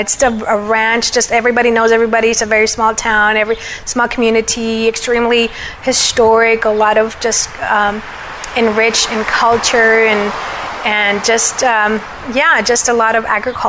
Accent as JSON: {"language": "English", "town": "McAllen", "region": "Texas", "country": "United States", "tie": "born or raised there", "also_born_or_lived": "Monterrey, Nuevo León (summers)", "first_language": "Spanish", "second_language": "English", "said": "I'm actually born in McAllen, Texas."}